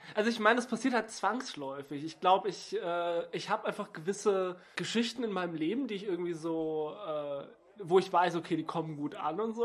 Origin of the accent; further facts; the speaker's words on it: Stuttgart, Baden-Württemberg, Germany; meiner Heimatstadt Stuttgart